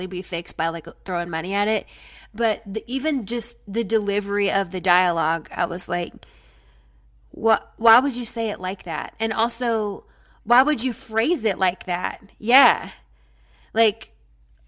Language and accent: English; the South, United States; accent: southern; that's my southern accent